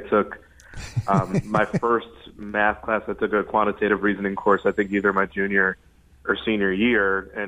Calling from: Chicago, Illinois, United States

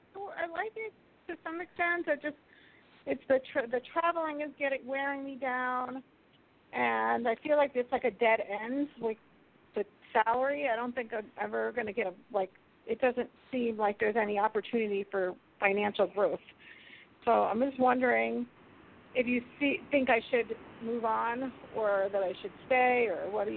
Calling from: Colorado, United States; Hi, this is … from Colorado.

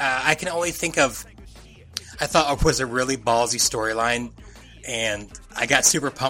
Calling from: Fort Wayne, Indiana, United States; I'm recording from Fort Wayne, Indiana.

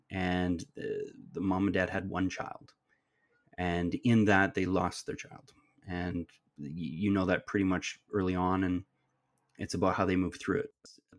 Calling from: Stratford, Ontario, Canada; I'm coming to you from the traditional territories of the Anishinaabe, the Haudenosaunee, the Wendat, and the Attawandaronk, which is otherwise known as the Stratford and Perth County area.

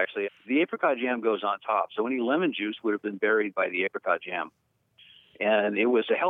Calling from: Sunnyvale, California, United States; I'm calling from Sunnyvale, California.

